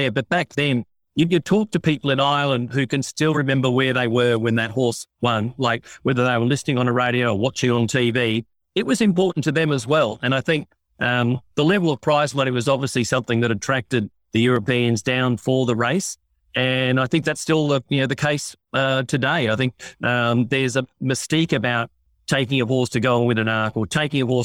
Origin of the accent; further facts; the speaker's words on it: Australia; beat the Aussies in a race on our home turf.